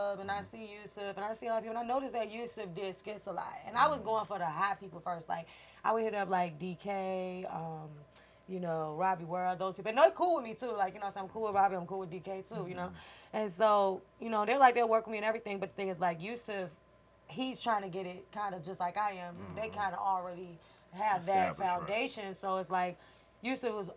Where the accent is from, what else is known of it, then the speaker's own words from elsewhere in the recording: Richmond, Virginia, United States; moved away as an adult; now in Atlanta, United States; I'm from Richmond, Virginia